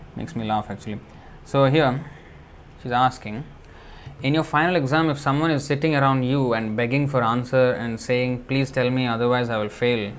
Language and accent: English; India; born or raised there; English is a second language